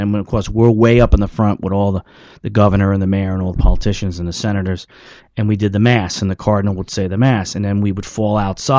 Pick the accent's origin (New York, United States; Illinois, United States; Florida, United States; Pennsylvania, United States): New York, United States; I'm from New York, and New York is the number one dairy state in the United States.